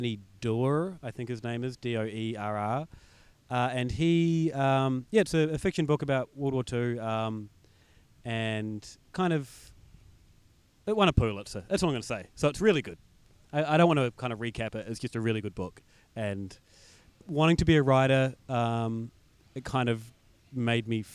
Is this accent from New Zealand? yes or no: yes; New Zealand; now in Melbourne, Australia; being a New Zealander